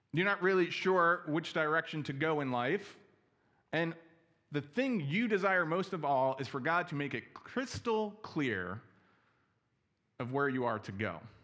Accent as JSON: {"language": "English", "region": "New Jersey", "country": "United States", "also_born_or_lived": "Chicago", "moved": "yes", "lives_now": "Milwaukee, United States", "said": "I'm originally from New Jersey"}